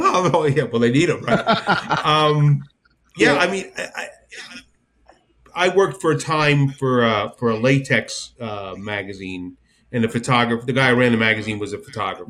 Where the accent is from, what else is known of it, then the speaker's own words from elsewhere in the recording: New Jersey, United States; I'm from Jersey